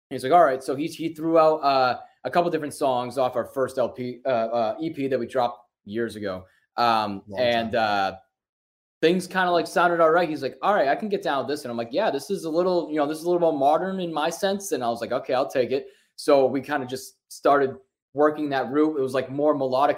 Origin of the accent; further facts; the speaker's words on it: Worcester, Massachusetts, United States; we're from Worcester, Massachusetts